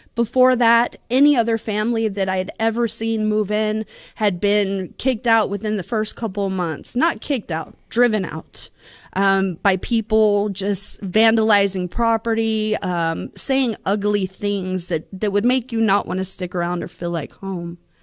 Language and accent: English; Bossier City, Louisiana, United States; also born or lived in Dixian, Louisiana; now in San Antonio, United States; I'm from San Antonio, Texas, but I am originally from Bossier City, Louisiana